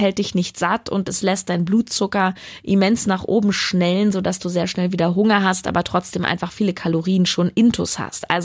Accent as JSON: {"language": "German", "region": "Berlin", "country": "Germany", "said": "Currywurst ist auch ganz, ganz schlimm. Und das sage ich als Berlinerin."}